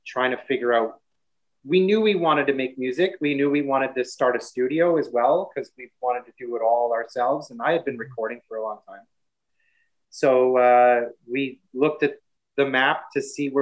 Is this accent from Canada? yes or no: yes; Regina, Saskatchewan, Canada; moved away; also born or lived in Vancouver / Montreal; I'm from the prairies